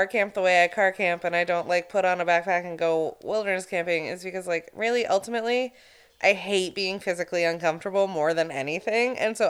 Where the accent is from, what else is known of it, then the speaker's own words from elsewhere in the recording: Maine, United States; It looks like that was shot in my hometown.